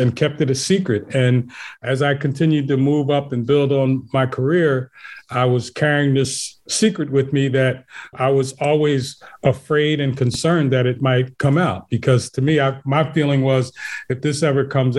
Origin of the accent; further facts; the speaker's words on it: Philadelphia, Pennsylvania, United States; born and raised in West Philly.